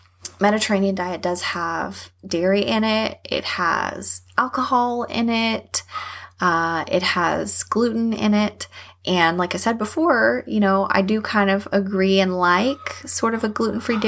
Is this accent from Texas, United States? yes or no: yes; Texas, United States; I'm from Texas